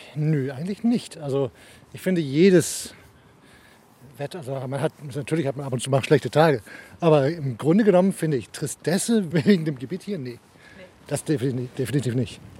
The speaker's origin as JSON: {"language": "German", "country": "Denmark", "tie": "born or raised there", "also_born_or_lived": "Germany", "said": "ich bin Deutsch vom Pass, äh, Herz Däne. Ja. Ähm, ich wohne schon seit ich acht bin hier."}